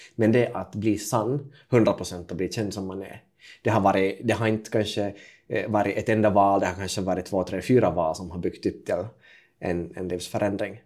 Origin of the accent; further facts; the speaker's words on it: Kokkola, Central Ostrobothnia, Finland; jag är alltså född 1993 i Karleby mm. på västkusten i Finland. det är En ganska typisk tvåspråkig familj, så jag pratar finska med pappa och eh, svenska med mamma